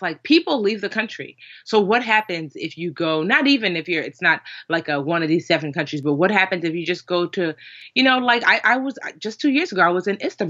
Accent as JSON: {"language": "English", "town": "Westfield", "region": "New Jersey", "country": "United States", "tie": "born or raised there", "said": "I grew up in Westfield, New Jersey, which is like largely white, Jewish, but surprisingly, well, I don't know if surprisingly, but pretty liberal, honestly"}